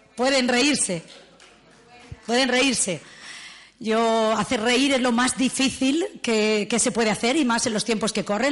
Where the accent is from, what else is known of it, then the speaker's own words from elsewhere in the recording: León, Castile and León, Spain; yo nací en León y tengo derecho, soy castellana auténtica